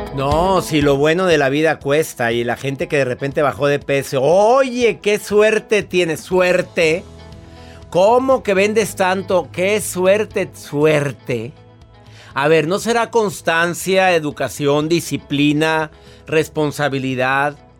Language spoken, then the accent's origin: Spanish; Monterrey, Nuevo León, Mexico; en mi amado México de donde yo soy, del Monterrey